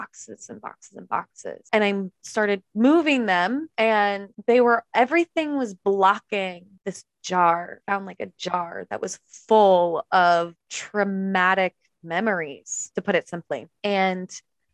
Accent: East Coast, United States; now in California, United States; I'm from the East Coast, but I live in California now.

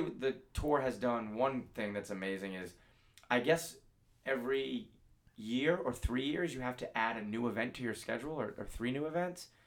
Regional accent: Northeast, United States; growing up on the Northeast where there's snow

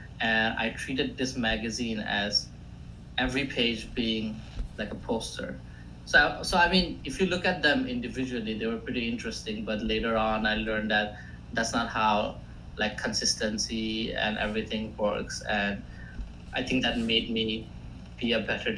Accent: India; first language Assamese; English is a second language; also born or lived in Greenville, South Carolina, United States; now in Boston, United States; I'm from India originally. Right now I'm between Boston

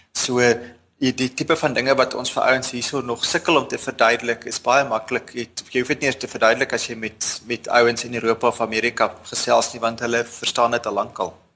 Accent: Bloemfontein, Free State, South Africa; moved away as an adult; also born or lived in Stellenbosch; now in Cape Town, South Africa; Ek het in Bloemfontein grootgeword, eerste 19 jaar daar spandeer

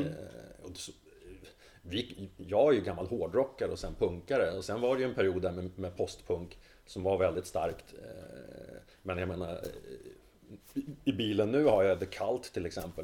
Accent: Sundsvall, Västernorrland County, Sweden; now in Stockholm, Sweden; jag flydde från Sundsvall

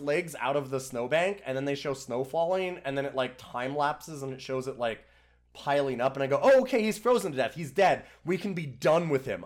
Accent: Canada; I'm Canadian

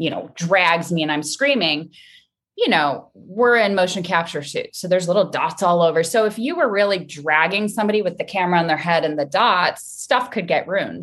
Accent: Midwest, United States; I'm from the Midwest

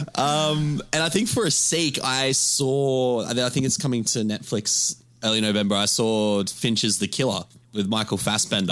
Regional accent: Australia; I'm from Australia.

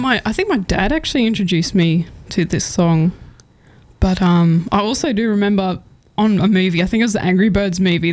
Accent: Cunnamulla, Queensland, Australia; moved away; I'm actually originally from Cunnamulla, a small town in southwest Queensland

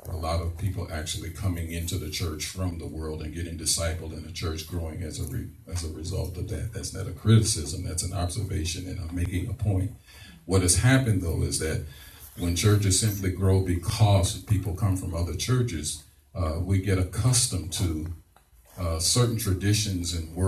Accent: St. Louis, Missouri, United States; moved away as an adult; also born or lived in Ferguson, Missouri; now in Harrisburg, United States; I'm originally from St. Louis, Missouri

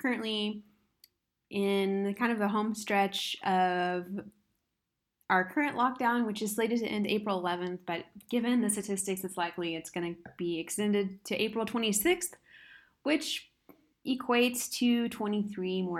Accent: Arkansas, United States; I'm from Arkansas

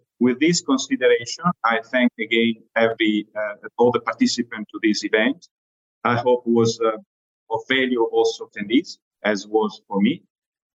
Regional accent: Italy; accent: Italian; as you can tell from my accent, I'm not only the European group, but I'm also Italian.

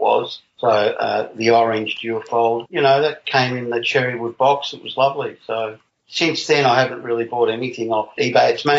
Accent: Australia; I'm from Australia.

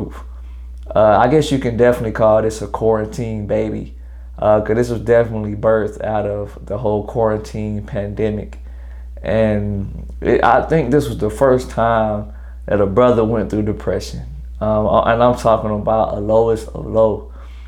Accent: Greenville, South Carolina, United States; I'm originally from Greenville, South Carolina. 864 stand all the way up. I'm a graduate of Greenville High School 2011

